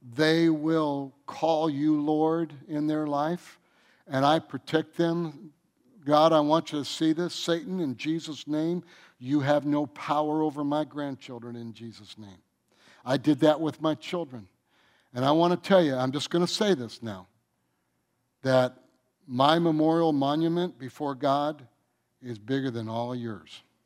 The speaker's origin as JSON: {"language": "English", "region": "Michigan", "country": "United States", "also_born_or_lived": "North Carolina", "moved": "as an adult", "said": "I'm from Michigan, and then I moved out here in nineteen seventy-eight"}